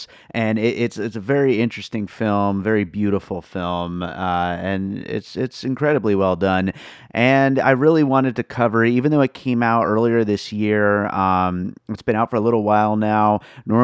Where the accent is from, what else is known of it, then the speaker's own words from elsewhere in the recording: Nevada, United States; here in my home state of Nevada